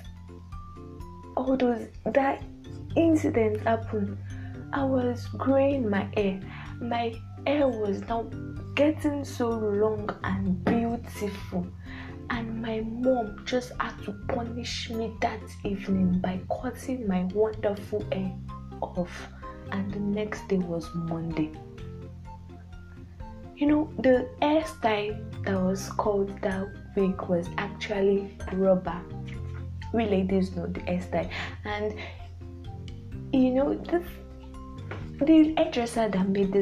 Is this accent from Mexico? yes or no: no; Nigeria; a typical Nigerian daughter